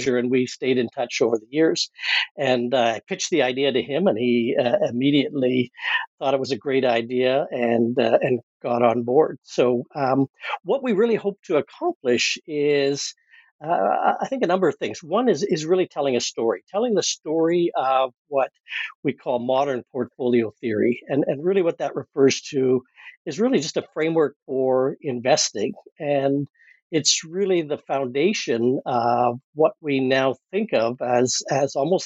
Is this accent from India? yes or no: no; Canada; I'm a Canadian